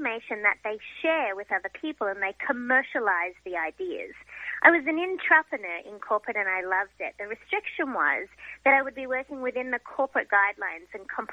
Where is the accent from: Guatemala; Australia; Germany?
Australia; now in United States; being an Australian living in America and a recent American citizen